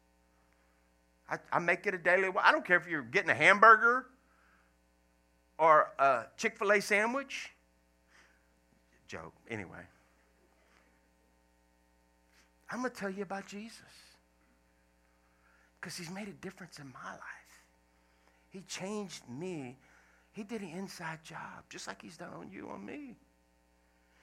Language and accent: English; Louisiana, United States; moved away as an adult; also born or lived in Washington State; I left Washington State to come back to Louisiana, because I'm originally from Louisiana